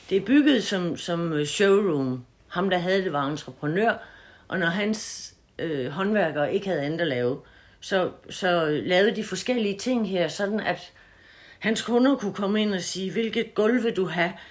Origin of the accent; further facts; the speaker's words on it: Haderslev, Southern Denmark, Denmark; Dumme mig, jeg er vokset op ved Haderslev